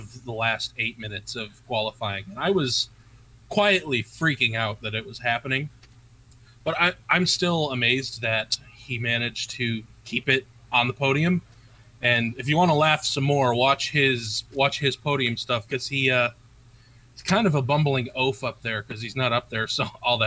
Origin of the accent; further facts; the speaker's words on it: United States; being an American